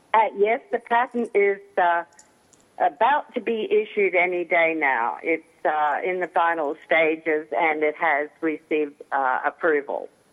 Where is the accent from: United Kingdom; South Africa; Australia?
Australia; now in United States; I was born over there, and that's where my family lived. But I've been in the US since 71, so I'm more American than I am Australian.